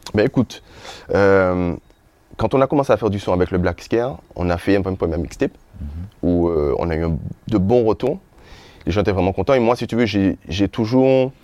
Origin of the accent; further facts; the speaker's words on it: Les Abymes, Guadeloupe; also born or lived in Sainte-Rose, Guadeloupe; j'ai grandi à Grand Camp. Mhm. C'est ma jeunesse, c'est mon enfance.